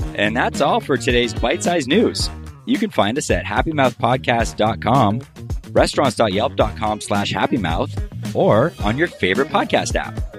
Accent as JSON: {"language": "English", "town": "Miami", "region": "Florida", "country": "United States", "tie": "born or raised there", "moved": "yes", "lives_now": "Los Angeles, United States", "said": "I grew up in Miami"}